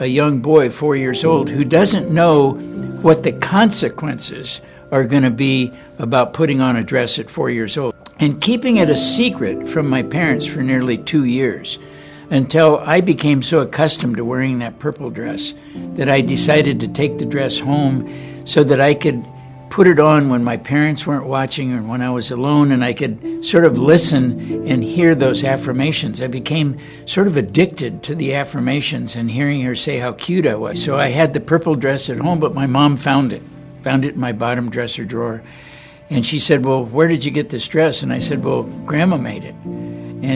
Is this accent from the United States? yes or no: yes; Los Angeles, California, United States; I was born and raised in Los Angeles, California.